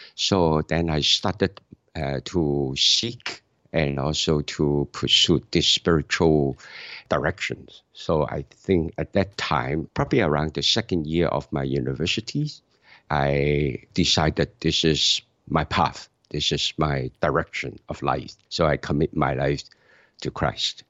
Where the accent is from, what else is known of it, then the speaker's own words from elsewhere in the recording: Hong Kong; moved away as an adult; now in Canada; I'm from Hong Kong, so I attend churches in Hong Kong.